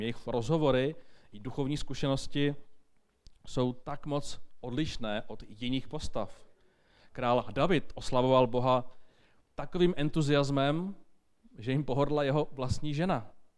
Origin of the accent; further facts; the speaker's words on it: Bohemia, Czechia; u nás v Čechách